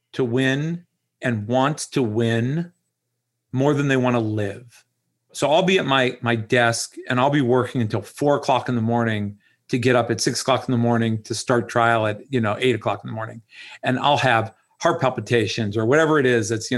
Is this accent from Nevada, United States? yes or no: no; Dayton, Ohio, United States; moved away as an adult; also born or lived in Pittsburgh, Pennsylvania; now in Jupiter, United States; I grew up in Dayton, Ohio